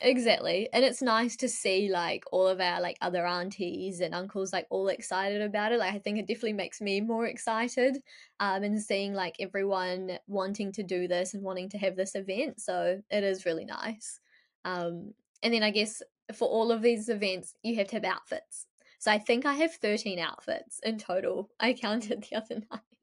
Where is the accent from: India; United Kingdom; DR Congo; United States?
India; Ahmedabad, Gujarat; now in New Zealand; I'm from Ahmedabad, so it's a very Ahmedabad thing